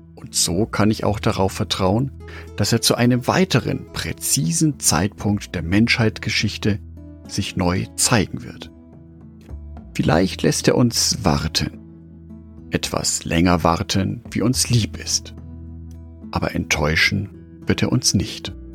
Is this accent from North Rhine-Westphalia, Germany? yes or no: no; Nuremberg, Bavaria, Germany; in meiner Heimatstadt und Lebensmittelpunkt Nürnberg